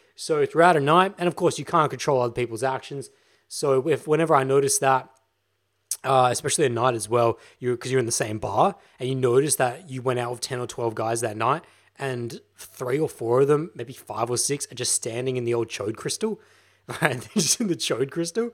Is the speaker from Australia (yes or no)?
yes; Victoria, Australia; now in Adelaide, Australia; in the moment, I'm in Adelaide, South Australia, but I'm actually from Victoria